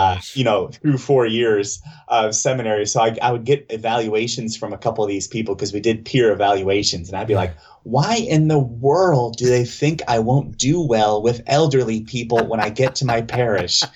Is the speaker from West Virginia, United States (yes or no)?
yes; mid Atlantic area, West Virginia, United States; I was born south of there, but mostly I was raised in that area and um, grew up for the longest time going to church uh, here in West Virginia